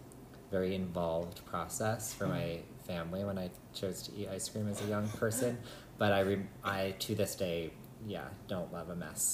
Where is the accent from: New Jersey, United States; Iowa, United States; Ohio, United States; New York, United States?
New York, United States; Montour Falls; I was born in Montour Falls.